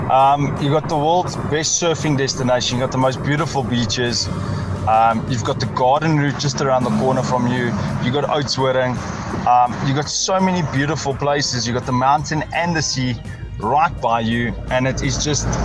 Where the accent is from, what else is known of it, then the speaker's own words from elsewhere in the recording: Cape Town, Western Cape, South Africa; Um, even though I am from Cape Town, uh, I disagree that it's Cape Town.